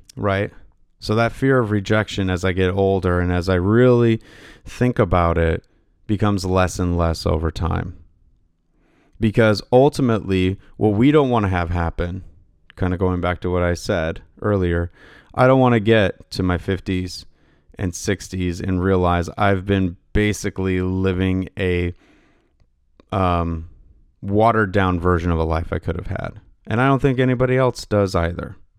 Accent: Pacific Northwest, United States; I'm from the Pacific Northwest

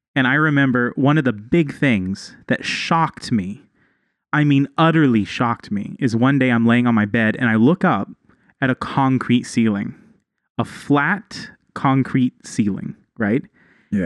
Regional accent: Texas, United States; now in Mexico; I'm from Texas

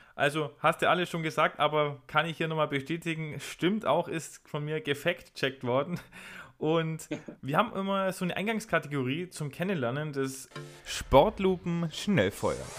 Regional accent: a home town near Lauingen, Bavaria, Germany; Lauingen ist, glaube ich, drei, vier Kilometer von meiner Heimatstadt entfernt

